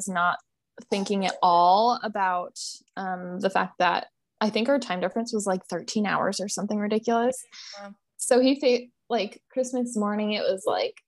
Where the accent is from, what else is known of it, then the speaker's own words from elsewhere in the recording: Montana, United States; moved away; we grew up in Montana, so we're like pretty country